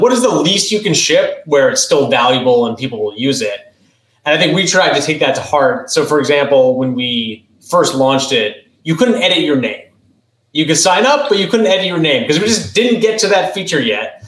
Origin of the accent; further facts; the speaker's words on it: New England, United States; I grew up in New England